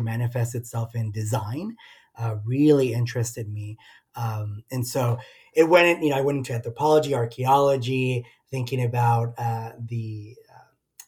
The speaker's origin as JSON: {"language": "English", "town": "Socorro", "region": "Texas", "country": "United States", "also_born_or_lived": "El Paso, Texas", "moved": "as an adult", "lives_now": "Austin, United States", "said": "I am originally from El Paso, Texas, right at the border of Mexico and the U.S., right on the easternmost tip of Texas. Specifically, I'm from Socorro, Texas, which is a small city right next to El Paso"}